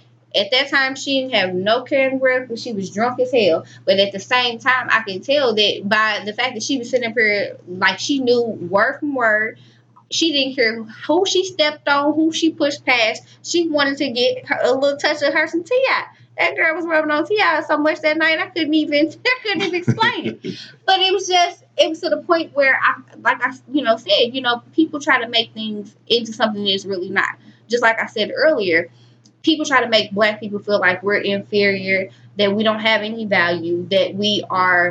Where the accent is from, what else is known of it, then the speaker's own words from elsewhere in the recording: Webster Groves, Missouri, United States; we both went to Webster Groves, but I actually lived in Webster Groves